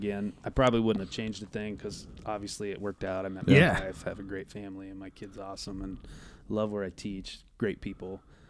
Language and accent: English; Colfax, United States; I grew up in Colfax.